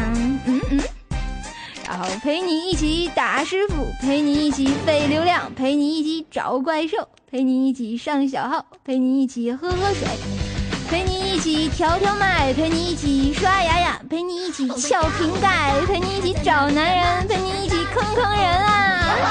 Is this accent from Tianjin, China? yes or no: yes; Tianjin, China; 有我们天津人作证呢，